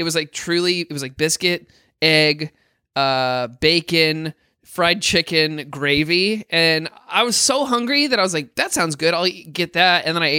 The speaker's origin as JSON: {"language": "English", "region": "Midwest", "country": "United States", "moved": "yes", "said": "I'm from the Midwest"}